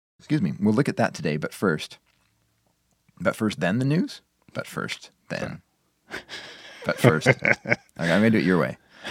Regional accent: Wisconsin, United States; It was always there when I was growing up in Wisconsin.

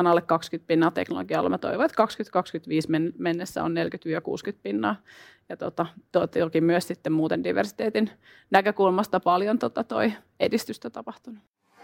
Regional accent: Finland; moved away as an adult; also born or lived in Montreal, Canada; itsekin asuin kymmenen vuotta ulkomailla ja tein töitä ja oli niin kuin, ää, aika shokki tulla Suomeen

